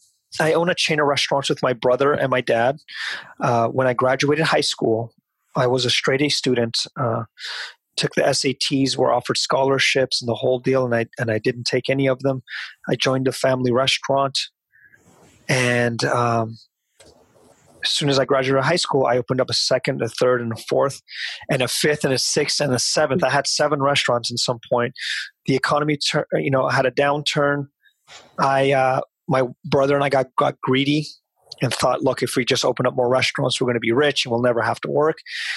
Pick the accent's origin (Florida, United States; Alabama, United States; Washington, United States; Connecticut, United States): Washington, United States; Seattle; also born or lived in Fremont, California / Union City, California; I grew up in Seattle.